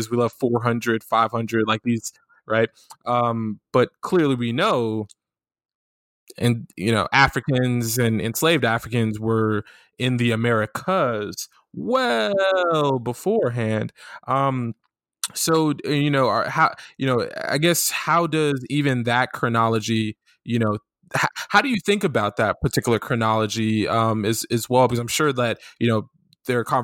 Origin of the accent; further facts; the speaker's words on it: Florida, United States; I'm from Florida, right? I, I was born and raised in Florida, and my family's from the Carolinas.